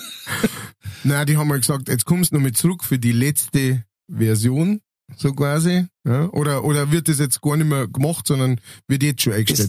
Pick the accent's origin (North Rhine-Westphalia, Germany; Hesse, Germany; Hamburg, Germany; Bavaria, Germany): Bavaria, Germany; Lower; accent: Lower Bavarian; moved away as an adult; now in Upper Palatinate, Germany; ich bin ja Niederbayer, ne? geborener Niederbayer, wobei ich jetzt tatsächlich in diesem Jahr äh, genauso lange in der Oberpfalz wohne wie, äh, wie vorher in Niederbayern